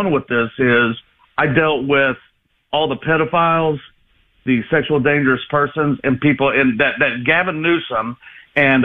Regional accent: Georgia, United States; now in Illinois, United States; I'm originally from Georgia

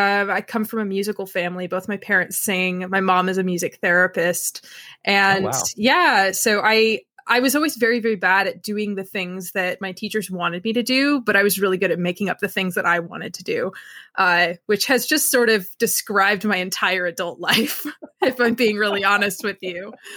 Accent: Milford, Pennsylvania, United States; So I grew up in a little town called Milford, Pennsylvania, which is right in the tri-state area.

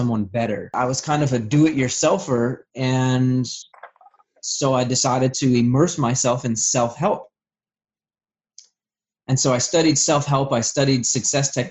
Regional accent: Vermont, United States; I'm originally from Vermont. I had a pretty rough childhood.

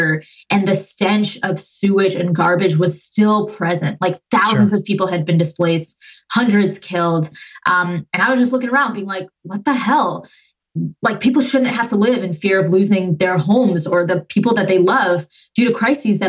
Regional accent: Massachusetts, United States; I was born and raised in Massachusetts. I was, you know, all those like revolutionary towns outside of Boston

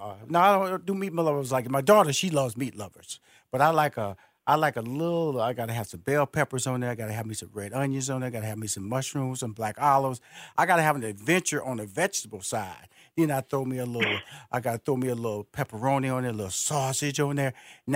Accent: Houston, Texas, United States; also born or lived in New Orleans; I'm from Houston, Texas, by way of New Orleans.

